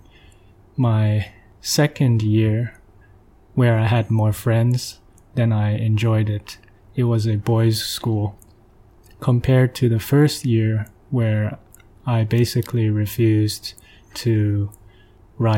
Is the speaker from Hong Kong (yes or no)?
yes; Hong Kong; moved away; also born or lived in Japan / Canada / Beijing, China; I was born in Hong Kong.